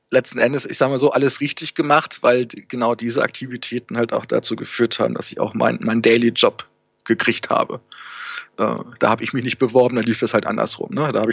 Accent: Hanover, Lower Saxony, Germany; Also ich habe, wie anfangs erwähnt, komme ich ja ursprünglich aus Hannover.

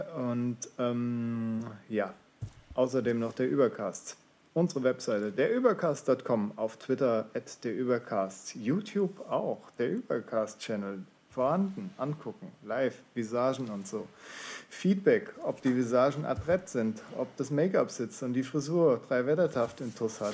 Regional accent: Swabia, Baden-Württemberg, Germany; moved away; Bin ja gebürtiger Schwabe

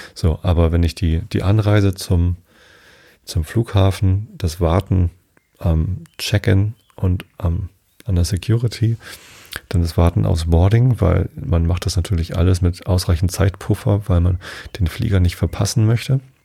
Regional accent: Wistedt, Lower Saxony, Germany; also born or lived in Harburg, Hamburg / Hamburg; Da bin ich geboren, aber meine Eltern haben damals schon in Wistedt gewohnt. Das ist ein kleiner Ort hier in der Samtgemeinde Tostedt. Dort habe ich die ersten 19 Jahre meines Lebens gewohnt, immer im gleichen Haus.

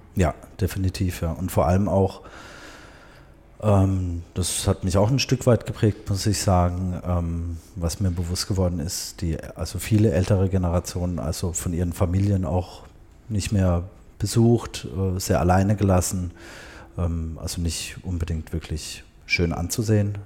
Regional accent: Karlsruhe, Baden-Württemberg, Germany; also born or lived in Tehran, Iran; hier in Karlsruhe, ähm, da bin ich auch aufgewachsen, im Baden

